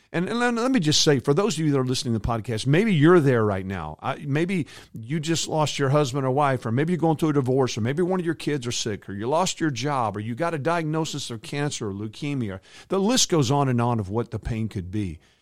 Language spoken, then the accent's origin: English; a hometown two hours from Dallas, Texas, United States; my hometown two hours away from Dallas